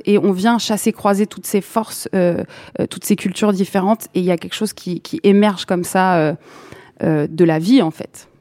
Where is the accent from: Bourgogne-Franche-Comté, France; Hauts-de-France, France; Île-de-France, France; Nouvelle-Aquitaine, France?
Île-de-France, France; Saint-Denis; j'ai grandi à Saint-Denis